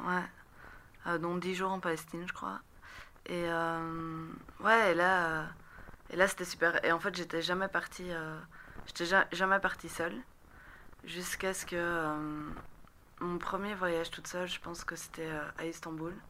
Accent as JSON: {"language": "French", "town": "Rixensart", "region": "Wallonia", "country": "Belgium", "tie": "born or raised there", "also_born_or_lived": "Beirut, Lebanon", "said": "j'ai grandi à Rixensart, entre Rixensart et Scarbeck"}